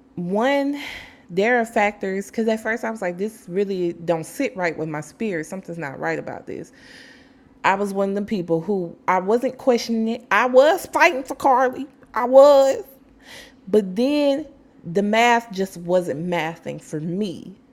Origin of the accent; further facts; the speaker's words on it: Alabama, United States; my home state